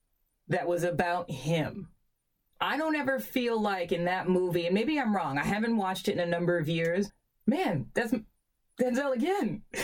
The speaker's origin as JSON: {"language": "English", "town": "New York City", "region": "New York", "country": "United States", "tie": "born or raised there", "said": "us growing up in Queens and going to boarding school"}